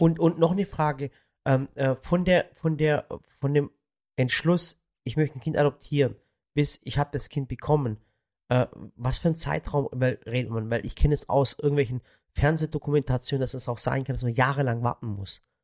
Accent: Swabian Jura, Baden-Württemberg, Germany; von der Schwäbischen Alb, da wo ich auch herkomme

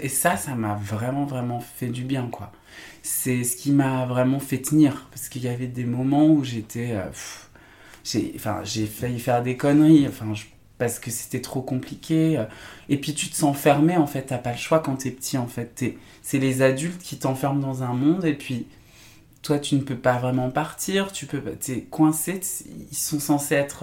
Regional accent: Saint-Étienne, Auvergne-Rhône-Alpes, France; moved away as an adult; Saint-Étienne, ouais, je, j'ai, grandi toute mon enfance là-bas jusqu'à mes 18-19 ans

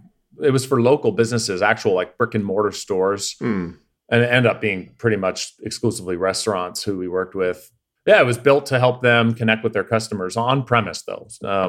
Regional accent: Canada; Yeah, no, yeah, I'm not. I'm from the Commonwealth. I'm from Canada.

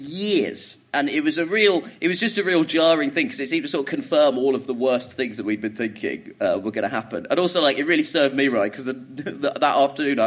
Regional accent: Croydon, London, United Kingdom; also born or lived in Orpington; I grew up in Croydon, which is a shithole, but it is a very multicultural shithole

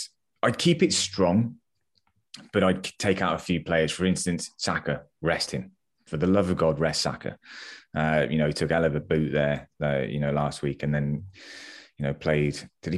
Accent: United Kingdom; our British sarcasm comes flowing out at its finest.

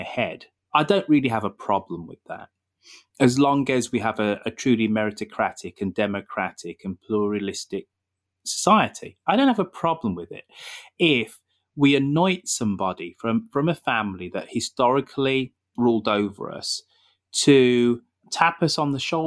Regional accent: United Kingdom; moved away; being a Brit, being abroad

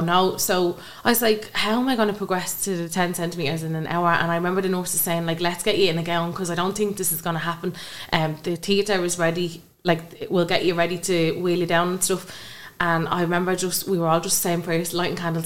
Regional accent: Kilmore, Ireland; I come from Kilmore

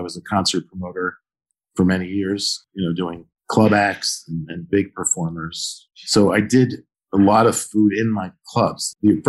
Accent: Philadelphia, Pennsylvania, United States; So I think my favorite restaurant is the restaurant that I grew up with in South Philadelphia, which is like the Brooklyn of Philly, sort of an Italian neighborhood.

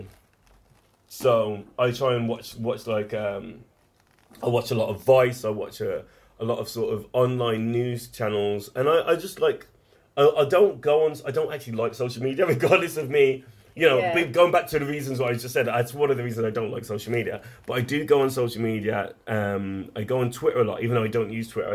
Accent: Wolverhampton, West Midlands, United Kingdom; I was lucky to grow up in a decent part of Wolverhampton

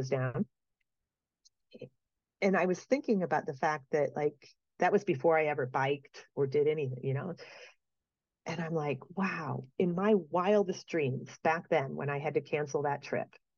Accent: Midwest, United States; now in Denver, United States; I grew up in the Midwest.

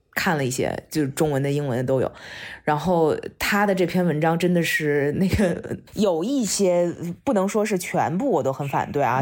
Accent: China; moved away; 我们从中国出来的，或者是中国教育长大的

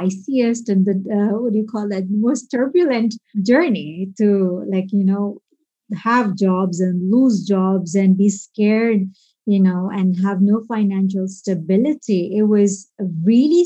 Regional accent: Bahrain; I grew up in Bahrain

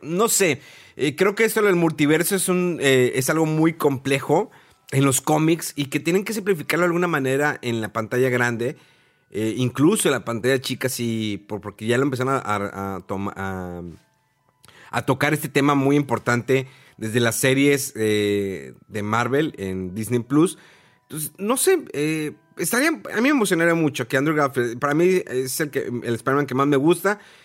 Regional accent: Mexico; porque era mexicano, porque soy mexicano

